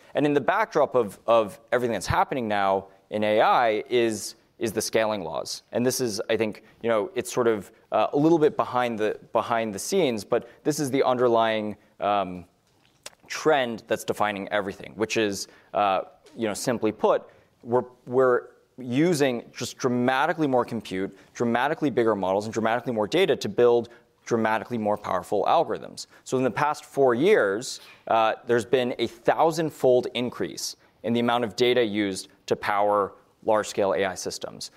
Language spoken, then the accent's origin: English; Los Alamos, New Mexico, United States; I grew up in Los Alamos, New Mexico